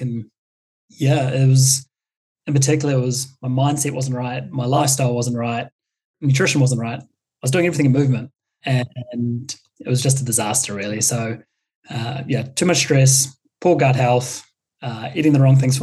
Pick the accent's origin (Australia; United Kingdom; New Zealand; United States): New Zealand; a classic Kiwi that I am